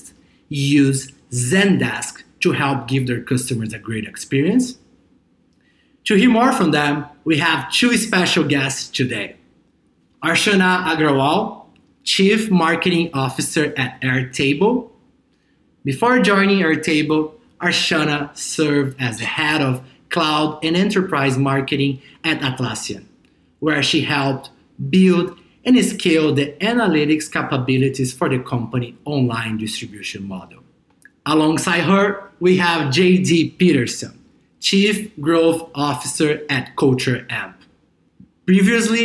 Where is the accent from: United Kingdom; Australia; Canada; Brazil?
Brazil; my hometown in Brazil